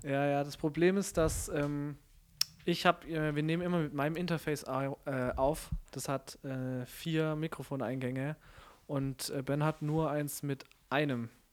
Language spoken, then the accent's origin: German; Stuttgart, Baden-Württemberg, Germany; also born or lived in Konstanz; ich komme aus Stuttgart